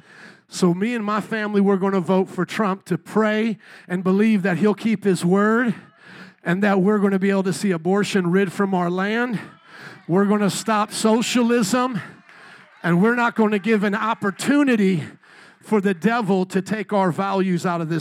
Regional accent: United States; We as American citizens

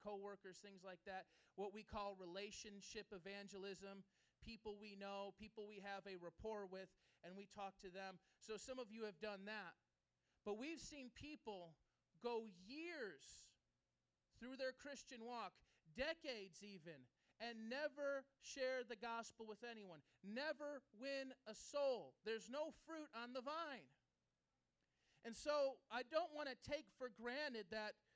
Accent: Chicago, Illinois, United States; I grew up in this neighborhood, right down Long, about three blocks. I grew up on Oakdale Avenue, three blocks away

